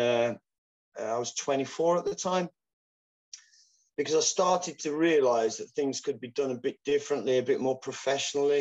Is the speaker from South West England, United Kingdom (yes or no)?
no; Wolverhampton, West Midlands, United Kingdom; We had UKF world champions from my hometown, Jerome Atkinson, Mike Salesman, fantastic competitors